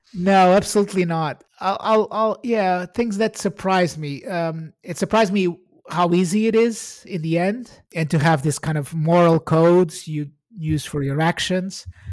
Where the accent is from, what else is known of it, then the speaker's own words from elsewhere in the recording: Portugal; moved away as an adult; now in United Kingdom; I'm Portuguese. I, I was born in Portugal and I came to the U K in two thousand and six